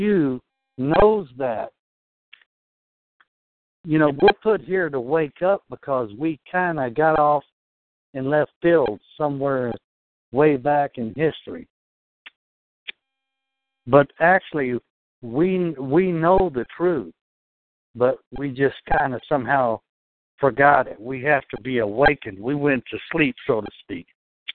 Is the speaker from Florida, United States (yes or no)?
no; Texas, United States; now in New York, United States; I'm from Texas